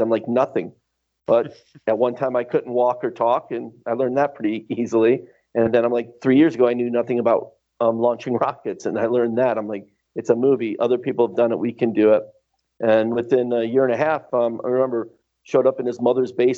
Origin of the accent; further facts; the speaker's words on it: Detroit, Michigan, United States; moved away as an adult; also born or lived in New Orleans / California; now in Italy; he moved back home to Detroit, and that's where my first memories in life are, growing up in Michigan